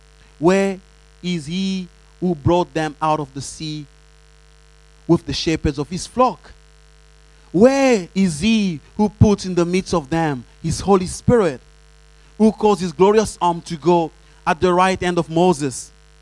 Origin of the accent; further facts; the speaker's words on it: DR Congo; English is a second language; I tell Jesus, you know, primarily, I'm from Congo. And me as a Congolese, this is my standard.